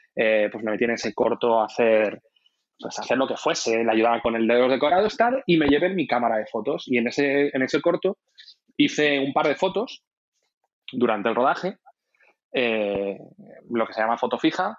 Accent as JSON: {"language": "Spanish", "town": "Salamanca", "region": "Castile and León", "country": "Spain", "tie": "born or raised there", "also_born_or_lived": "Bilbao", "moved": "as an adult", "lives_now": "Madrid, Spain", "said": "yo nací en Bilbao. Em, eh, nací en Bilbao, muy pequeñito mis padres se trasladaron a, Salamanca porque ellos eran profesores universitarios. ¿Mm? y he vivido en Salamanca toda mi vida, desde los, no sé, desde los dos años o los tres años hasta los 19 años"}